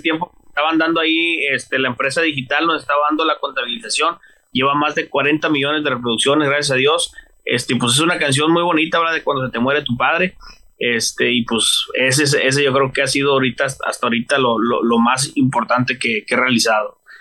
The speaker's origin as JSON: {"language": "Spanish", "town": "Mazatlán", "region": "Sinaloa", "country": "Mexico", "said": "de ahí de Mazatlán, Sinaloa"}